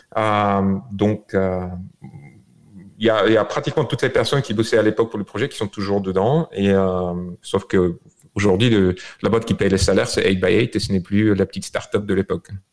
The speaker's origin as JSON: {"language": "French", "country": "Bulgaria", "tie": "born or raised there", "also_born_or_lived": "France", "moved": "as an adult", "lives_now": "United States", "said": "je suis né en Bulgarie, je suis arrivé en France euh, euh, quand j'avais 21 ans, en 2001"}